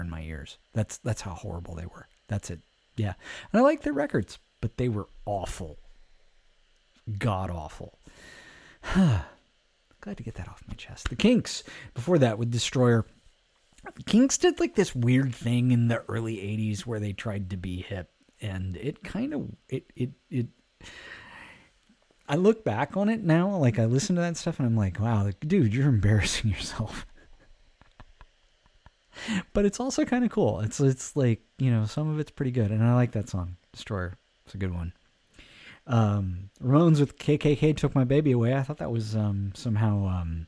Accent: Alameda, California, United States; growing up in Alameda, California, we didn't have cable

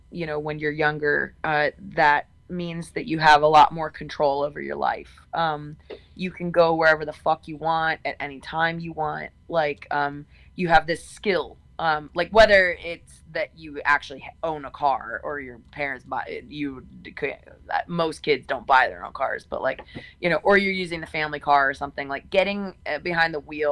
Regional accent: Texas, United States; I'm from Texas. My family's from Texas.

